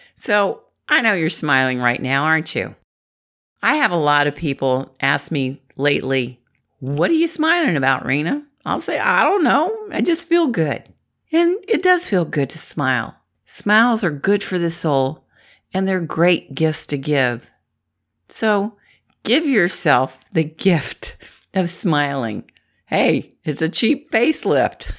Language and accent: English; Midwest, United States; I'm from the Midwest